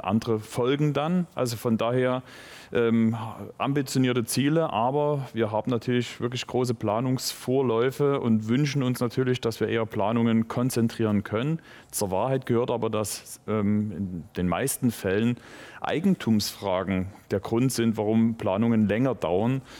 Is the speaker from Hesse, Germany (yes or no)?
no; Moritzburg, Saxony, Germany; Und ich komme nun vom Lande aus Moritzburg. Das heißt, wir sind mit den Fahrrädern umhergefahren, die Wälder gehörten uns. Das war halt sozusagen unser Fortbewegungsmittel in der Jugend selbstverständlich.